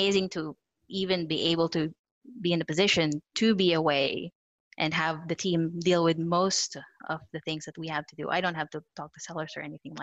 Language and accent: English; Philippines; moved away; also born or lived in New Zealand; I had moved from New Zealand. I was born in the Philippines, moved to New Zealand, married Chris. So I moved here.